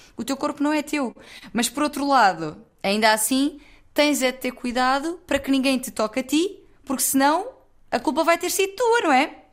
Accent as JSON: {"language": "Portuguese", "town": "Loulé", "region": "Algarve", "country": "Portugal", "moved": "yes", "lives_now": "Lisbon, Portugal", "said": "eu sou de Lolé, que é a terra imediatamente ao lado"}